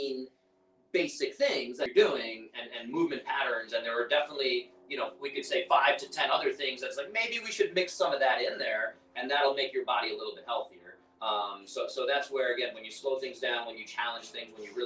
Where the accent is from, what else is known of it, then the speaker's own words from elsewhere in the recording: New York, United States; I'm from New York